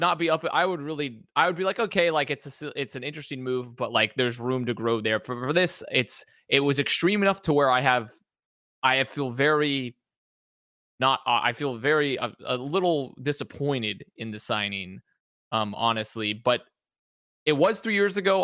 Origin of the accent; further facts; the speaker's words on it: the South of the US, United States; growing up in the South of the U S